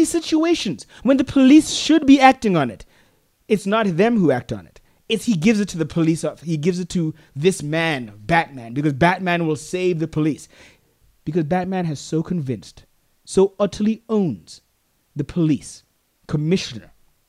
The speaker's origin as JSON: {"language": "English", "country": "Botswana", "said": "I'm from Africa. That's where I'm from. I'm from Botswana."}